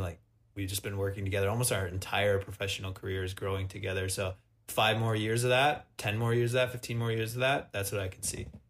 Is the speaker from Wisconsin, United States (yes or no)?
yes; Wisconsin, United States; moved away; also born or lived in Montreal; I'm from Wisconsin.